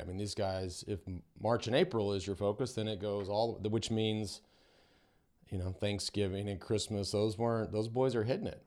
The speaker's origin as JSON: {"language": "English", "country": "United States", "said": "it was easy to be there as an American"}